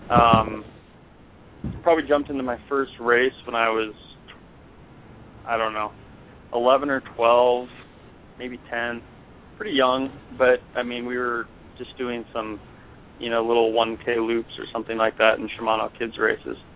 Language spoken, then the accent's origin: English; Cashmere, Washington, United States; So uh, I, I grew up in Eastern Washington, um, little town called Cashmere outside of Wenatchee, which is also a little town, but not quite as little.